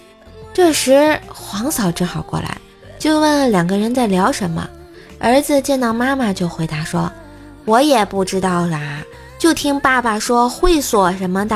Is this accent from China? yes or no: yes; Tianjin, China; 欢迎来我们天津吃的豆腐脑儿